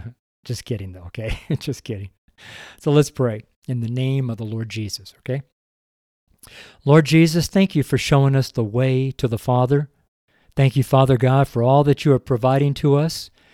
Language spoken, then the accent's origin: English; California, United States; also born or lived in Redding; now in Boulder, United States; I'm from Northern California, and I've been totally spoiled over the last 30 years of living in Redding, California. But now I'm here as a missionary in Boulder, Colorado